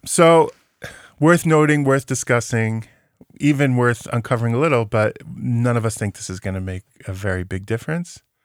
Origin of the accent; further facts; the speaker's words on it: United States; now in West Bank; as an American citizen who lives in the West Bank